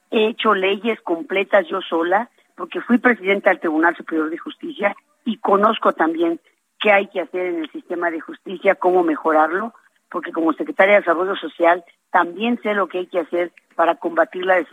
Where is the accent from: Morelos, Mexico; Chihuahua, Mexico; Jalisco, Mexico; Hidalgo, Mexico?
Hidalgo, Mexico; porque soy una hidalguense que ama Hidalgo y que tiene ganas de trabajar